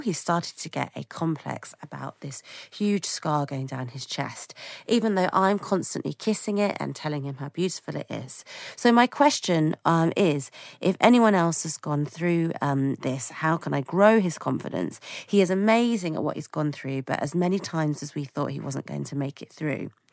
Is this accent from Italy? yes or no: no; United Kingdom; as a British person